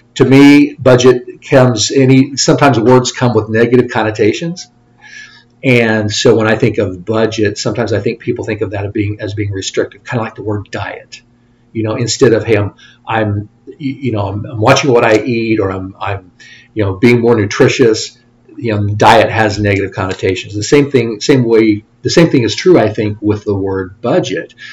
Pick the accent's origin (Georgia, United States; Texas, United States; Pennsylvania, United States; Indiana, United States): Indiana, United States; Lafayette; also born or lived in Bloomington, Indiana / Plainfield, Indiana / Fort Wayne, Indiana / Columbus, Ohio; I grew up in the Lafayette area